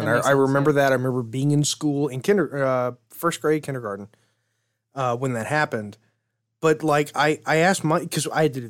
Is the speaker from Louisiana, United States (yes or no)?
yes; Alexandria, Louisiana, United States; my hometown. Alexandria, Louisiana.